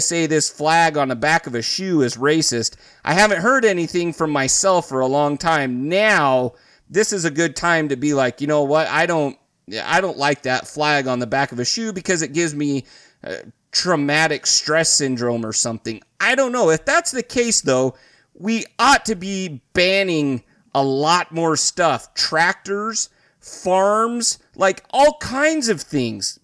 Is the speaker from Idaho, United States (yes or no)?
yes; Idaho, United States; I grew up in Idaho.